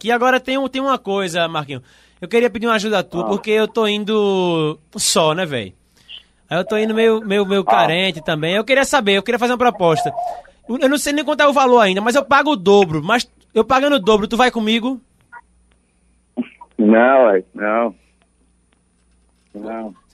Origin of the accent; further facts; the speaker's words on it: Jaboatão dos Guararapes, Pernambuco, Brazil; Eu sou aqui de Abotão dos Guararapes.